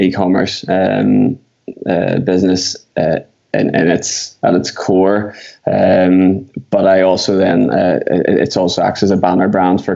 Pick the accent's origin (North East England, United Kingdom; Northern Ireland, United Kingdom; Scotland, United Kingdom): Northern Ireland, United Kingdom; Belfast; I'm from Belfast in Northern Ireland, or Ireland